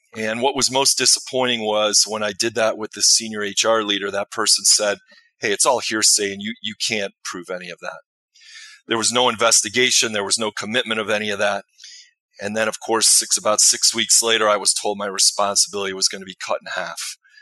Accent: Chicago, Illinois, United States; I grew up in the Chicagoland area

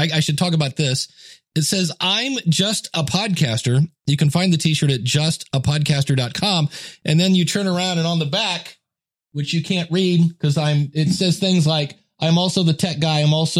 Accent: Ohio, United States; I'm from Ohio, no Wawa.

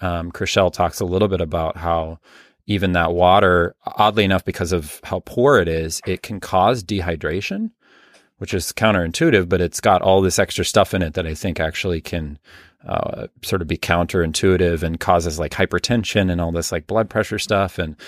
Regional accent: Midwest, United States; Certainly where I grew up in the Midwest, I still live in the Midwest.

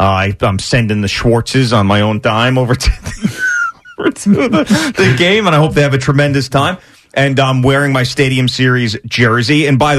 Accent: Long Island, New York, United States; I grew up on Long Island.

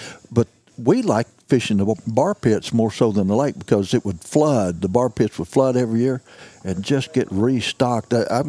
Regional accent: Mississippi County, Missouri, United States; I was born in Mississippi County, Missouri, you know. Down southeast Missouri, and it's cotton country. I was raised on a cotton farm. Looks a lot like this. I was raised in the cypress swamps.

